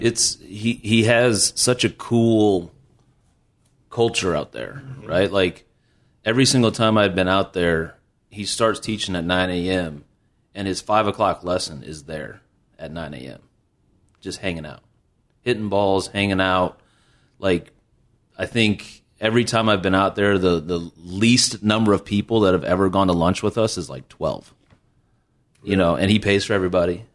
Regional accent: Bloomington, Illinois, United States; I'm from Bloomington, Illinois, and it's actually a pretty big golf town

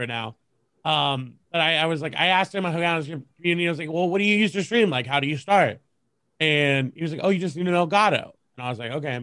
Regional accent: Texas, United States; I'm from Texas. Born and raised in Texas. Have not left.

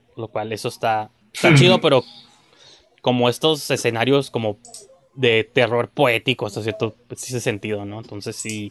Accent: Mexico; soy mexicano

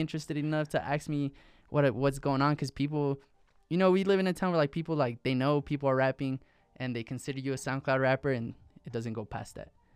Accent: Santa Fe, New Mexico, United States; also born or lived in Cuauhtémoc, Chihuahua, Mexico / Pecos, New Mexico; I grew up here in Santa Fe, um, up until sixth grade.

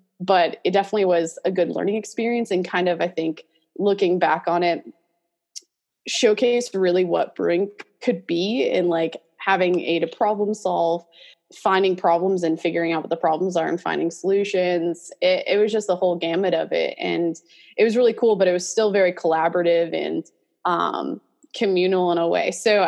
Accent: New York, United States; grew up in Western New York, coldest place I've ever lived, though I do love the snow, so it does make me miss it being down here now.

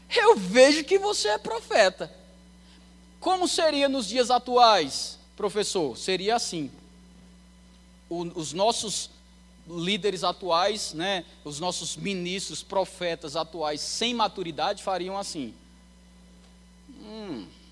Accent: Campina Grande, Paraíba, Brazil; moved away as an adult; now in Anápolis, Brazil; de onde eu venho, de Campina Grande

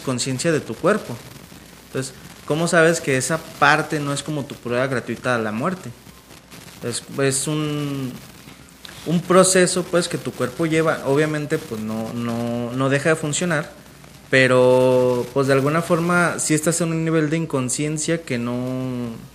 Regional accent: Mexico; los mexicanos vemos a la muerte

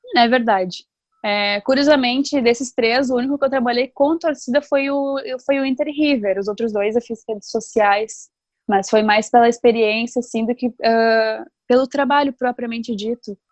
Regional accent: Novo Hamburgo, Rio Grande do Sul, Brazil; eu sou de Novo Hamburgo

